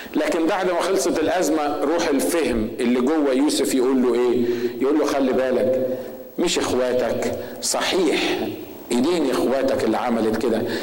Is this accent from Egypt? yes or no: yes; Egypt; احنا المصريين